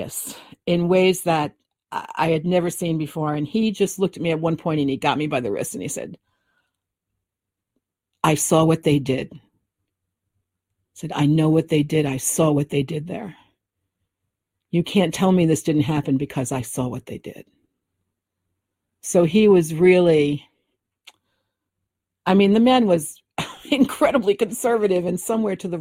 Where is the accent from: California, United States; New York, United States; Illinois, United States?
New York, United States; New York City; I grew up in the Bronx